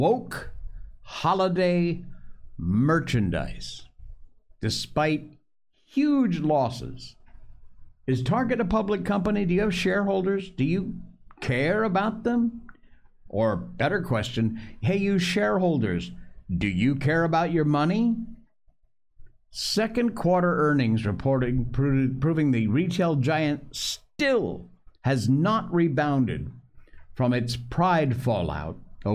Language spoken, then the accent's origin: English; Cornwall, Connecticut, United States; I was born in Connecticut, folks. Cornwall, Connecticut